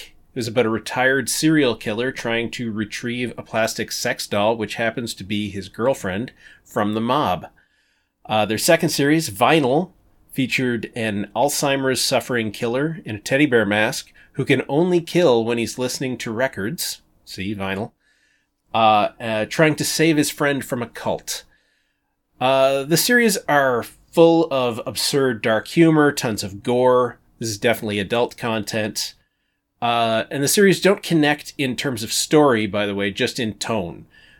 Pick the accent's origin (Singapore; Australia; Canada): Canada; I'm very Canadian.